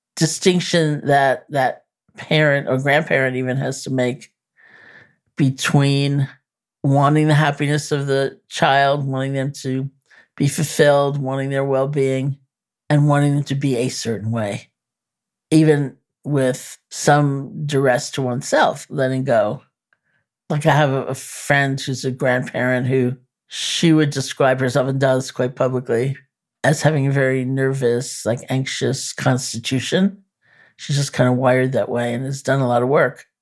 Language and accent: English; New York, United States; I'm a New Yorker